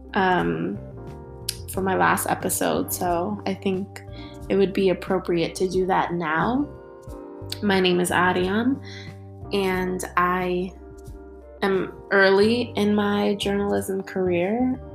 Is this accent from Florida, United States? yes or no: no; New York City, New York, United States; growing up in New York City is is truly a blessing